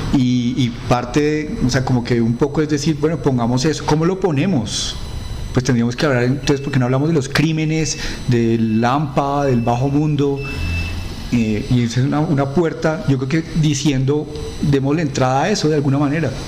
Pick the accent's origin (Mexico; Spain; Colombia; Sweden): Colombia; nosotros somos cachacos